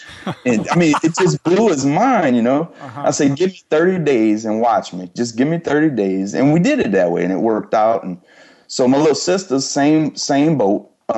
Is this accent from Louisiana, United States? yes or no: yes; Louisiana, United States; cause I'm from South Louisiana and I had gone up to, rural Arkansas.